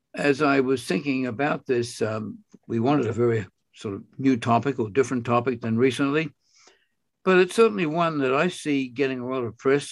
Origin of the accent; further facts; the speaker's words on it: Australia; I'm from Australia